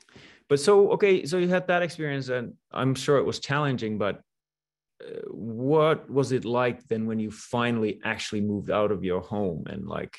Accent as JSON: {"language": "English", "country": "Finland", "moved": "yes", "said": "I'm from Finland, right?"}